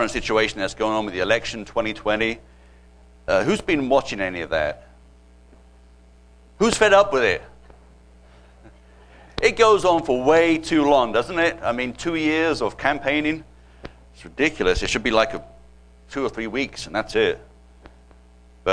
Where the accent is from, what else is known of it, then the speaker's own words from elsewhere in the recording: United Kingdom; accent: British; moved away as an adult; now in United States; I'm originally from Britain. Not from Arkansas. Okay, this is a British accent.